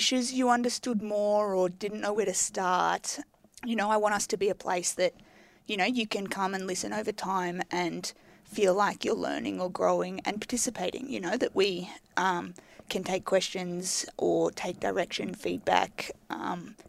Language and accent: English; Melbourne, Victoria, Australia; I grew up in Melbourne.